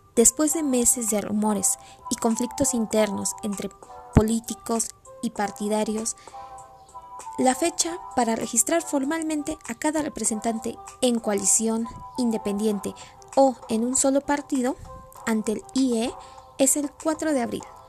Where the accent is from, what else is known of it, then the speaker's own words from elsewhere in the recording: Mexico; como población mexicana